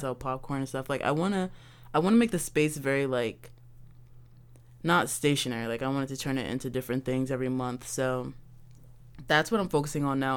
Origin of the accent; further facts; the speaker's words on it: Baltimore, Maryland, United States; I'm from Baltimore, and I grew up in Baltimore